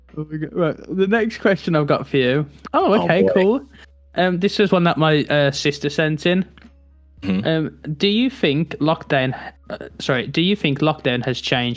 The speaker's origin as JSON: {"language": "English", "area": "Black Country", "region": "West Midlands", "country": "United Kingdom", "said": "No, I'm not Irish. No, I'm from a place. If you Google it, it's called the Black Country. It's next to a place called Birmingham. I have a very like very strong accent."}